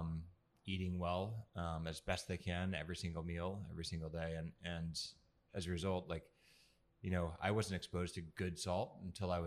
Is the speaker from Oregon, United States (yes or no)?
yes; Oregon, United States; I was this guy from Oregon